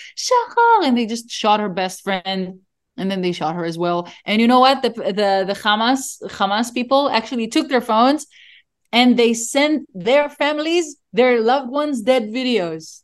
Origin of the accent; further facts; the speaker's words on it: Israel; I told them I'm from Israel.